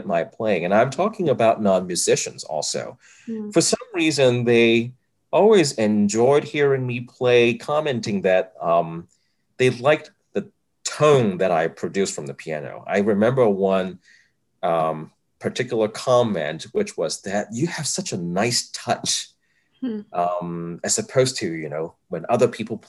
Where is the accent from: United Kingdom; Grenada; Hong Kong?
Hong Kong; English is a second language; moved away as an adult; also born or lived in Rochester, United States; now in Cincinnati, United States; growing up in Hong Kong, even though, you know, we were a British colony at that point, English was not really spoken as a first language